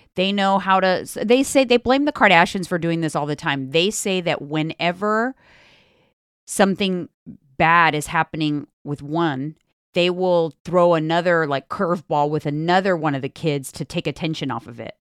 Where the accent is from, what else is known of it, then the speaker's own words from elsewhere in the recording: California, United States; I'm from California.